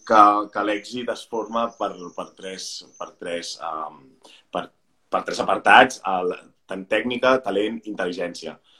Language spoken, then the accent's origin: Catalan; Pineda de Mar, Catalonia, Spain; moved away as an adult; now in Barcelona, Spain; jo soc de, de Pineda de Mar